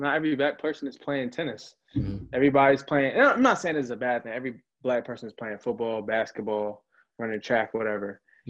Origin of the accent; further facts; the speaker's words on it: Baltimore, Maryland, United States; I'm from Baltimore, Maryland. I've been here all my life.